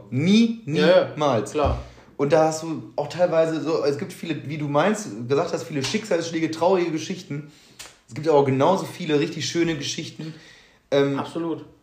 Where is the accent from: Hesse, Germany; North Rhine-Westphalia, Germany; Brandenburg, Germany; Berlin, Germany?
North Rhine-Westphalia, Germany; Stirpe; ja, guck mal, ja, ich komme aus Stirpe, ursprünglich.